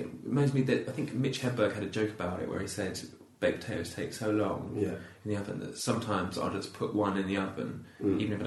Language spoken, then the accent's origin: English; Lincolnshire, East Midlands, United Kingdom; moved away as an adult; now in London, United Kingdom; I drove when I grew up in Lincolnshire